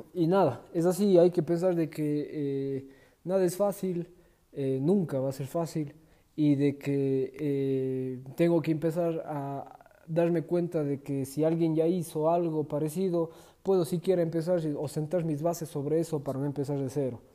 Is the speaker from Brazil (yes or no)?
no; Ecuador; De momento estoy en mi país, en Ecuador